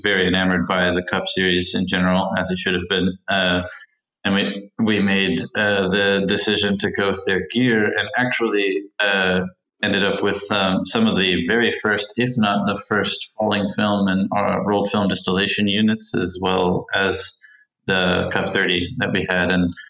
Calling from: California, United States; So today I'm speaking to you guys from the conference room here at Delta Separations in Vitale, California, just north of San Francisco and south of Santa Rosa.

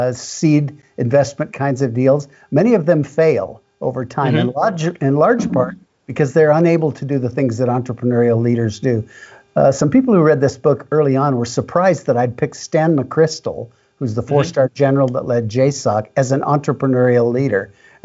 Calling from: Salt Lake City, Utah, United States; Salt Lake City

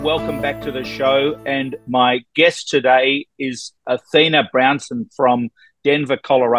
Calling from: Ontario, Canada; I'm actually in Toronto. I'm north of Toronto in Canada

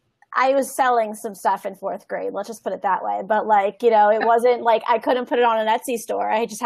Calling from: Washington, District of Columbia, United States; Calling in from the East Coast. So it's 5 p.m. here. Nice. In the DC area.

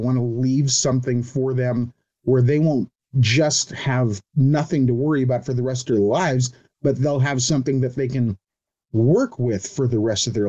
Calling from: Cypress, California, United States; Cypress, California.

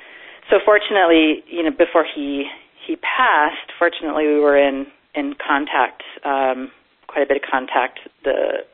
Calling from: Boulder, Colorado, United States; I am calling from Boulder, Colorado.

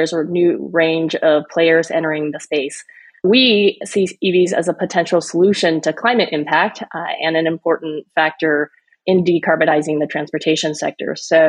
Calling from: California, United States; So I'm dialing in from the Bay Area, Silicon Valley, in California.

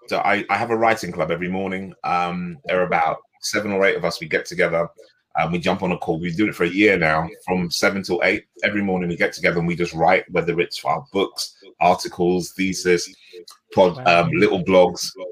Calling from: Radlett, East of England, United Kingdom; So I'm in a little village called Radlett, which is about between, if people know where St. Albans or Watford is, just out in Hertfordshire

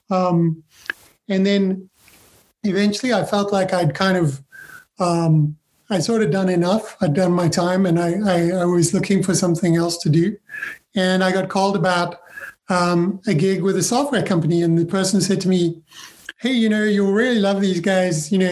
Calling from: London, United Kingdom; I am in London, yeah, in the UK.

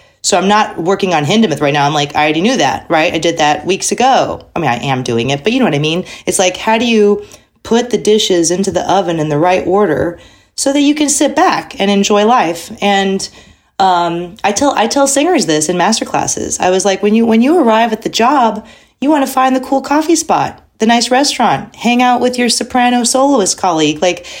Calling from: Texas, United States; I'm from home in Texas, near Houston.

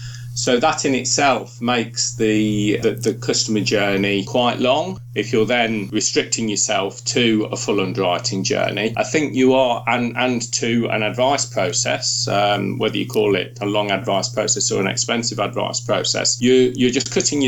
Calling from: York, Yorkshire and the Humber, United Kingdom; We're Skyping from York, my study and my home in York.

